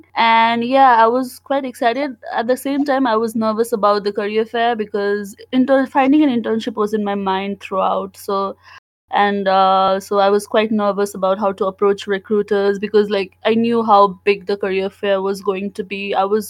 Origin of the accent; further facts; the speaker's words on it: Nepal; moved away as an adult; now in Mississippi, United States; I came from Nepal to pursue my undergrad